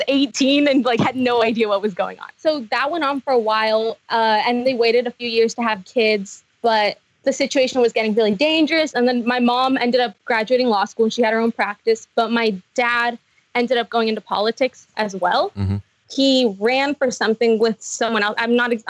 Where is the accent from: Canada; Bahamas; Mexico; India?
Mexico; Michoacán; first language Spanish; English is a second language; now in United States; I was born in Mexico. In a state called Michoacán.